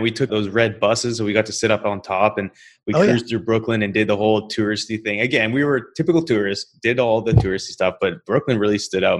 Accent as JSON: {"language": "English", "country": "Canada", "said": "for me being Canadian, I mean, growing up Canadian is obviously a lot different than growing up in New York"}